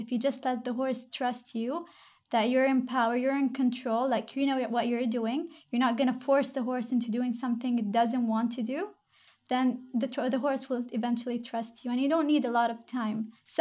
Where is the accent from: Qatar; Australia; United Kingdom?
Qatar; I am from Qatar.